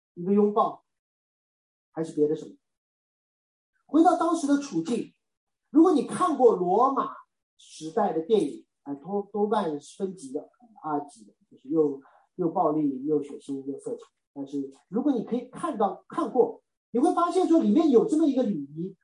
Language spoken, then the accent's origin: Chinese; China; 我是中国人